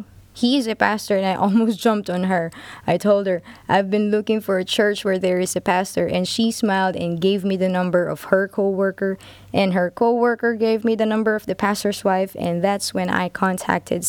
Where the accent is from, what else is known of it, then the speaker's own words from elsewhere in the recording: Philippines; Born and raised in the Philippines, second to the eldest of 5